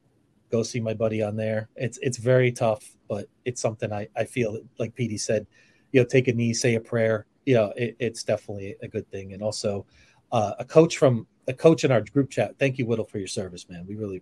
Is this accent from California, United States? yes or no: no; New Jersey, United States; moved away; also born or lived in New York; I grew up in Jersey, but you know, I went to college in New York. I worked in New York.